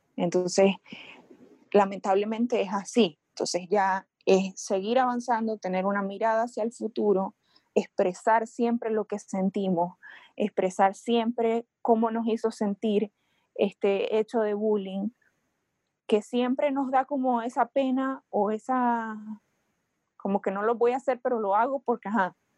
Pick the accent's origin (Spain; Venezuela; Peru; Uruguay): Venezuela; moved away; Yo soy venezolana, yo me mudé, emigré a otro país